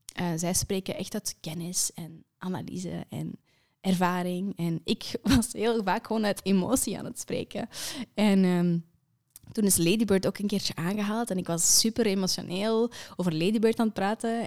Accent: Kempen, Flanders, Belgium; ik ben van de Kempen

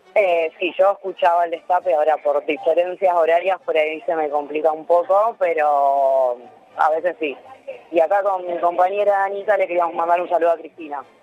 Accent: Rosario, Santa Fe, Argentina; moved away as an adult; now in Barcelona, Spain; yo soy de Rosario

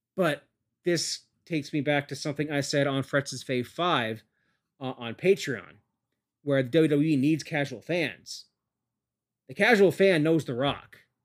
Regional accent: Canada; I'm a Canadian

